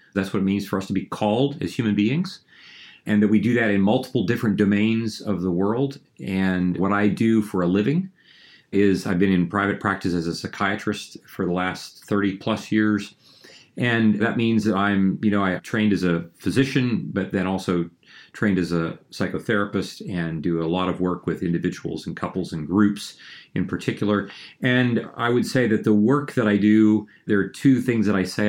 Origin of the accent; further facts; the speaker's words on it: Ohio, United States; I grew up in a small town in Ohio